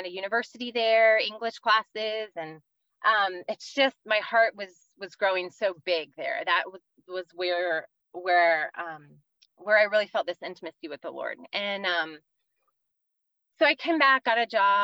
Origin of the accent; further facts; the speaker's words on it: Virginia, United States; moved away as an adult; now in California, United States; I grew up in Virginia, kind of outside DC